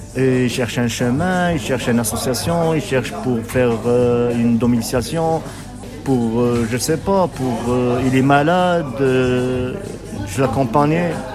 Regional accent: Algeria; moved away as an adult; now in France; je viens d'Algérie, j'ai 37 ans

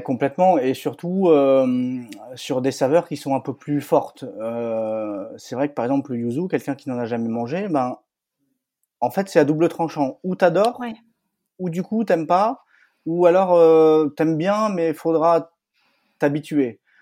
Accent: northern France, France; je suis originaire du nord de la France

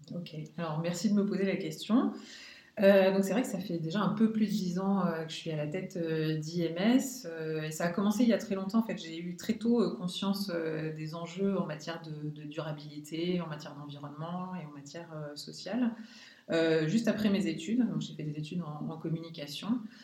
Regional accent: Lorraine, Grand Est, France; also born or lived in Paris; ma région d'origine, donc la Lorraine

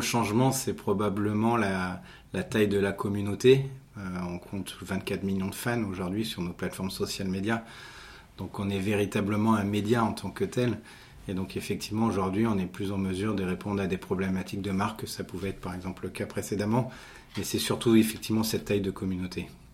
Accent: Monaco; je suis né à Monaco, donc je ne suis pas monégas mais je suis à Monaco, donc j'ai fait effectivement mes études euh, sur Monaco

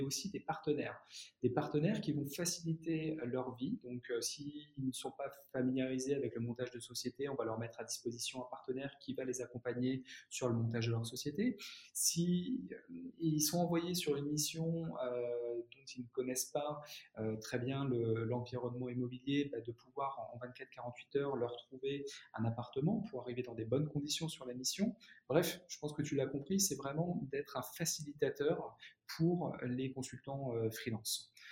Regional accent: Reims, Grand Est, France; moved away as an adult; also born or lived in United States; now in Paris, France; je suis rémois euh, à la base

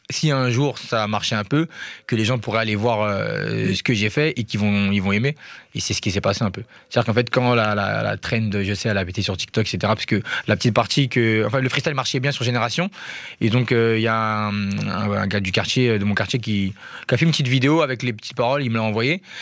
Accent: Kita, Kayes Region, Mali; m'a famille à la Bamako, mais à la base, on vient de Kita.

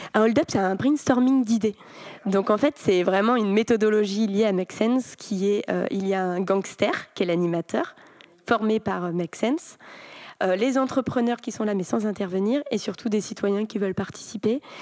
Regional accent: Brittany, France; en grandissant en Bretagne

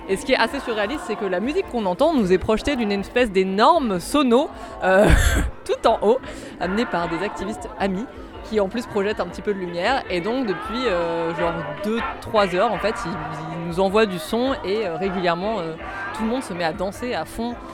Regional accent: Paris, Île-de-France, France; je viens de Paris.

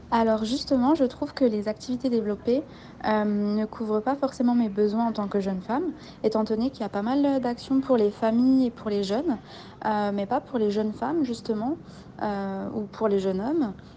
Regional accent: Belfort, Bourgogne-Franche-Comté, France; moved away; also born or lived in Mulhouse; je suis originaire de Belfort

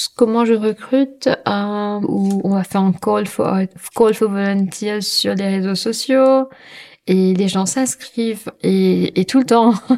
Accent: Mauritius; je suis mauricienne, hein, je suis créole

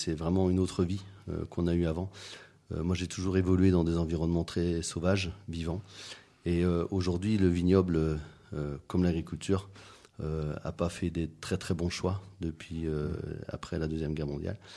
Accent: Madagascar; also born or lived in Belgium / West Africa; Alors moi je suis né en Belgique, j'ai grandi à Madagascar. Euh, en Afrique de l'Ouest aussi.

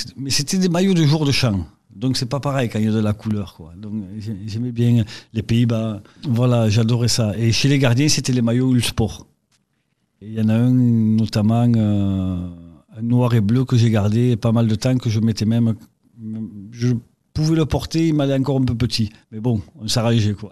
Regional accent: Lavelanet, Occitania, France; also born or lived in Toulouse; Originaire de Lavelanet, donc pays d'Olme, euh, département l'Ariège

